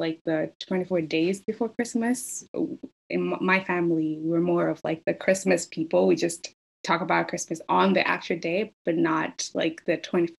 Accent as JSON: {"language": "English", "country": "Kenya", "moved": "as an adult", "lives_now": "United States", "said": "Home for me is Kenya. So I'm an international student."}